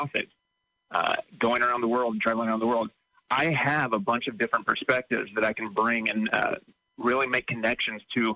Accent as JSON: {"language": "English", "town": "Pesotum", "region": "Illinois", "country": "United States", "tie": "born or raised there", "said": "I'm from Pasotum"}